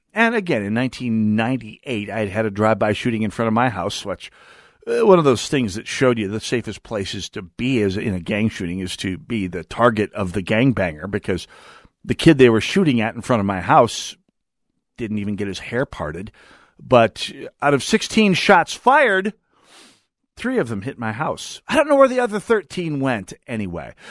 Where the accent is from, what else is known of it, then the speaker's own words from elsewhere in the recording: North Dakota, United States; growing up in North Dakota, where weather is a serious business